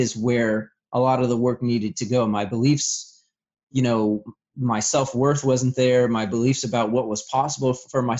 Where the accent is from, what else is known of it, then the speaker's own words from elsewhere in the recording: Vermont, United States; I'm originally from Vermont. And so as the story goes, you know, I had a pretty rough childhood